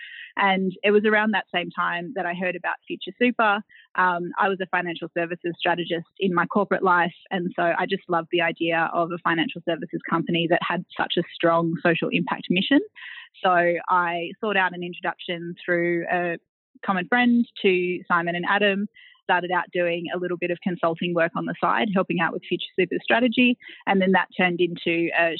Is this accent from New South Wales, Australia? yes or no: yes; Tweed Heads, New South Wales, Australia; also born or lived in Taree; I grew up on the Gold Coast, so a little town called Tweed Heads at the southern end of the Gold Coast.